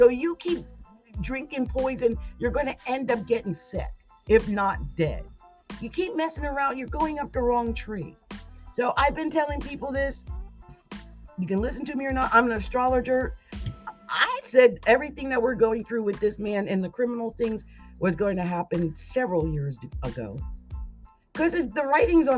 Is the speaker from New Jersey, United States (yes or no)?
yes; New Jersey, United States; I'm from New Jersey.